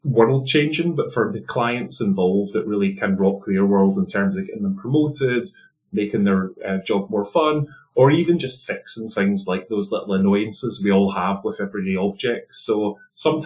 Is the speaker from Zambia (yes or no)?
no; Scotland, United Kingdom; accent: Scottish; now in London, United Kingdom; my accent is originally Scottish